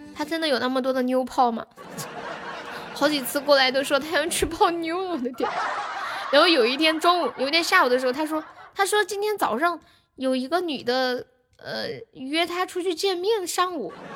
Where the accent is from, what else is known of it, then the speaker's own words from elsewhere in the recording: Sichuan, China; 四川的，对呀，我是四川的